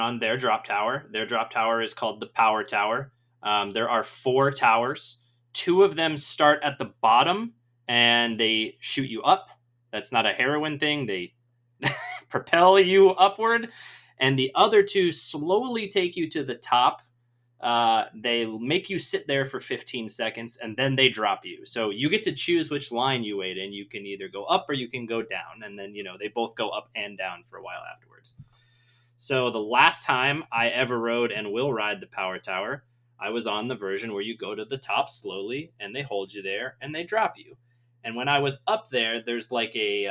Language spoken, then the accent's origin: English; Southeast Michigan, United States; I grew up in Michigan, and I grew up in Southeast Michigan, which is very close to the border of Ohio